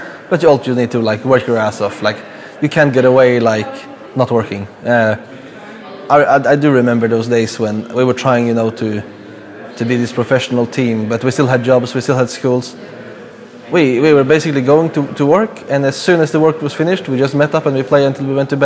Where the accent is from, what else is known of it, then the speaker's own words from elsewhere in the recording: Norway; I come from Norway